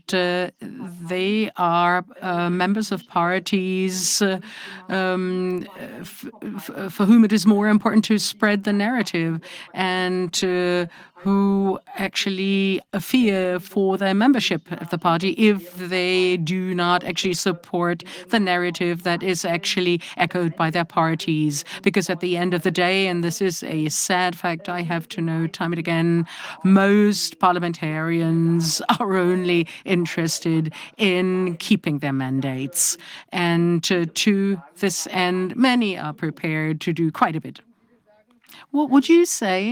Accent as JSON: {"language": "English", "town": "Eschwege", "region": "Hesse", "country": "Germany", "tie": "born or raised there", "said": "I live in Eschwege, was born there and grew up there"}